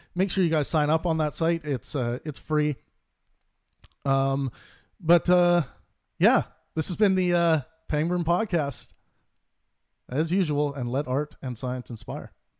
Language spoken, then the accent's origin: English; Kootenay region of British Columbia, Canada; now in Vancouver, Canada; I grew up in the Kootenai region of British Columbia